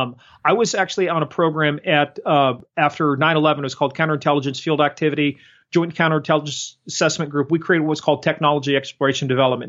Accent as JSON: {"language": "English", "country": "United States", "said": "I'm a patriot. I'm an American."}